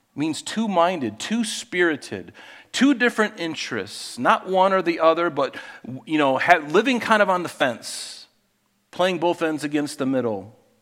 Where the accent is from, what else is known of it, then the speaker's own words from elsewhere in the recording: Pine Island, Florida, United States; moved away; growing up on Pine Island in Southwest Florida